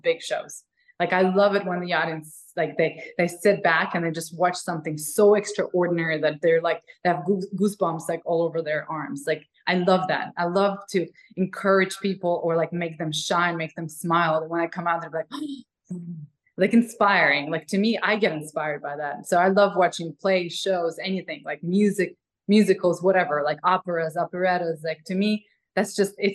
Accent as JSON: {"language": "English", "country": "Ukraine", "second_language": "English", "moved": "as an adult", "lives_now": "Los Angeles, United States", "said": "I'm a girl from like Ukraine"}